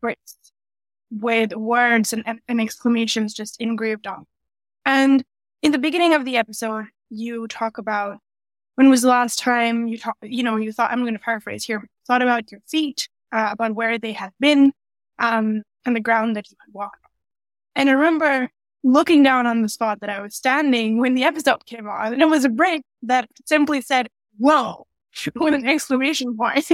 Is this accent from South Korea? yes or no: no; Dubai, United Arab Emirates; moved away as an adult; now in Canada; I moved from Dubai, is where I was raised, and rather the Gulf region. And I moved from there to Canada in 2017, 2018